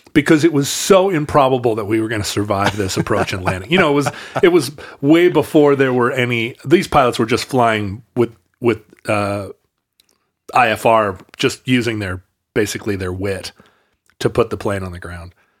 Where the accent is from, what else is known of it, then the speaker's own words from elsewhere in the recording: Alaska, United States; growing up in Alaska